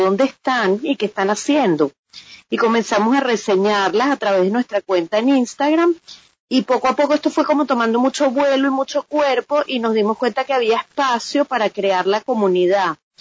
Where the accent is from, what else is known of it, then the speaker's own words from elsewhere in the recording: Venezuela; moved away as an adult; now in Miami, United States; yo también soy mujer migrante venezolana emprendedora